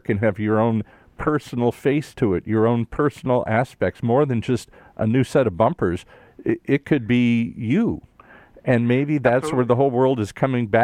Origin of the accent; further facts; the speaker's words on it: Detroit, Michigan, United States; I was just a suburban kid growing up in Detroit.